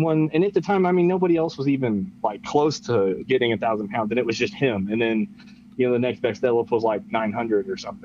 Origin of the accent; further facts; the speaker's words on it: Lubbock, Texas, United States; I am from Lubbock, Texas. And so I've been here my whole life